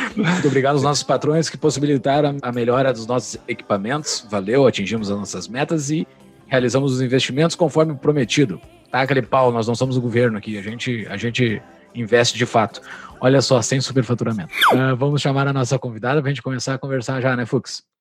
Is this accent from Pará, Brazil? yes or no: no; Mostardas, Rio Grande do Sul, Brazil; que eu sou de Mostardas